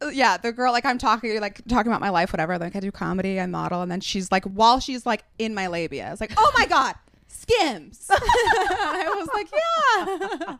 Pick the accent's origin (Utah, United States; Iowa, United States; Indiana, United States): Utah, United States; moved away as an adult; I grew up in Utah